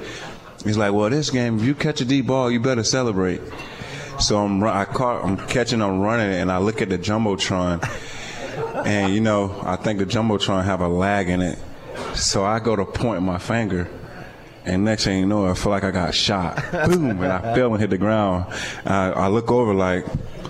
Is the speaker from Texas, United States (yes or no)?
no; Florida, United States; I'm from Florida